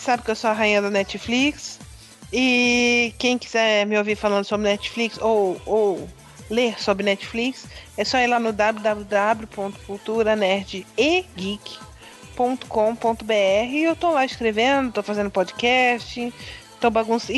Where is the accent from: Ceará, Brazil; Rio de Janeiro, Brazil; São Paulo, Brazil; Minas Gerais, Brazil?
São Paulo, Brazil; coast of; eu sou do litoral de São Paulo